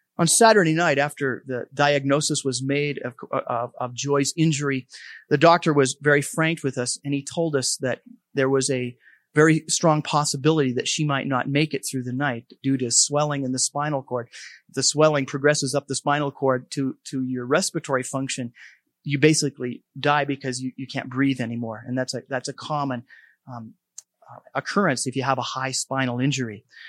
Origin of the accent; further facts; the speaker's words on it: Helena, Montana, United States; moved away; I grew up in Helena about twenty years ago since I've, I've lived here, but, um, a lot of my roots are here.